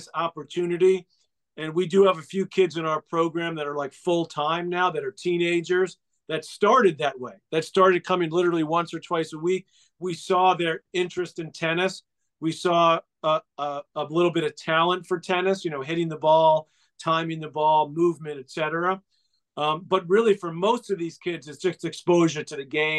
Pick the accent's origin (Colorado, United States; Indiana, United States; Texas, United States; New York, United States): New York, United States; New York City; they moved to sort of the nicer part of Douglaston, Queens, where we grew up